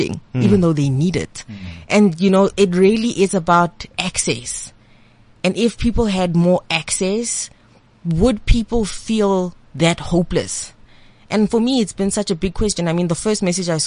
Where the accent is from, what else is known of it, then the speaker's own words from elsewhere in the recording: the Vaal, Gauteng, South Africa; I grew up in the Vaal with my grand, Go Eva Tony. And then when my parents could afford to sort of take me and raise me, I moved back home with my parents